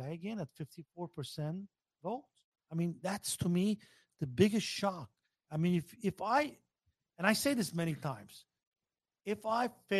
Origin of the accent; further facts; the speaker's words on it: United States; also born or lived in Glendale; As a guy who grew up in America, as an American